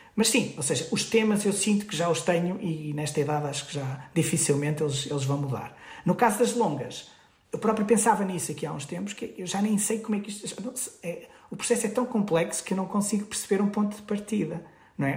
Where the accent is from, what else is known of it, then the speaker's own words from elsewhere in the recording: Guimarães, Braga, Portugal; numa associação cultural em Guimarães, de onde sou